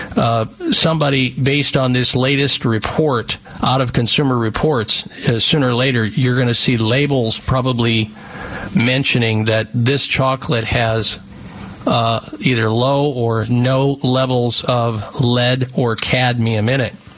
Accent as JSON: {"language": "English", "region": "Midwest", "country": "United States", "tie": "born or raised there", "moved": "yes", "said": "I grew up in the Midwest"}